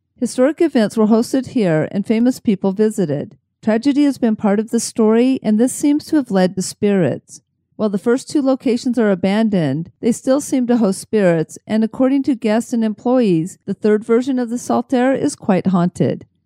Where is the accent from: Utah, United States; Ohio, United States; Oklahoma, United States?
Utah, United States; Salt Lake City; I grew up in Salt Lake City